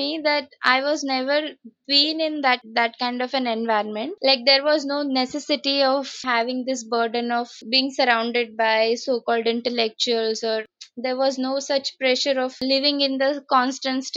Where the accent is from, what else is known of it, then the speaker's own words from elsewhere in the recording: Aurangabad, Maharashtra, India; I grew up in Aurangabad throughout